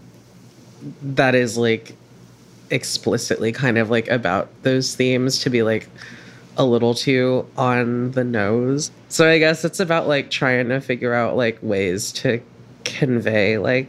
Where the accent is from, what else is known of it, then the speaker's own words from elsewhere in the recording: California, United States; now in Brooklyn, United States; growing up in California like at the same time that I was